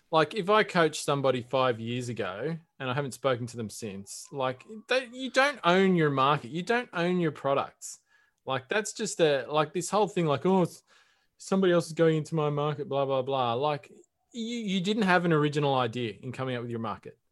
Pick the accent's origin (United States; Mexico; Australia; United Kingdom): Australia